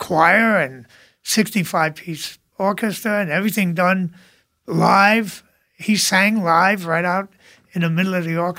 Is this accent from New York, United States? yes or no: yes; New York City, New York, United States; I grew up in Brooklyn.